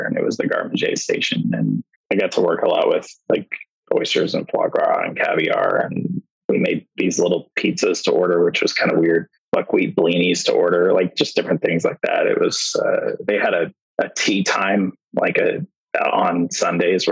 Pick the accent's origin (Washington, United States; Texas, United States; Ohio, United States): Washington, United States; also born or lived in Hood River, Oregon / Portland area; I was born in Hood River, Oregon, and raised in Washington, always within like an hour of Portland